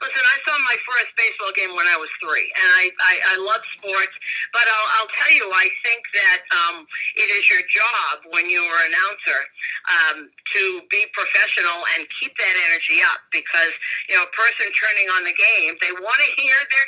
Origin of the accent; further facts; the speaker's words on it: Boston, Massachusetts, United States; I grew up in Boston